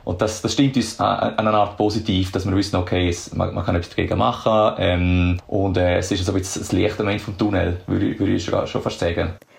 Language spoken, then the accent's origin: German; Switzerland; moved away as an adult; now in Australia; in der Schweiz, in meiner Heimat